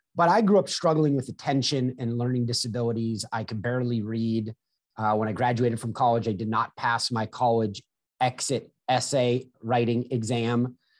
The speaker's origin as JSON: {"language": "English", "town": "Manhattan Beach", "region": "California", "country": "United States", "tie": "born or raised there", "said": "I grew up in Southern California on the beach"}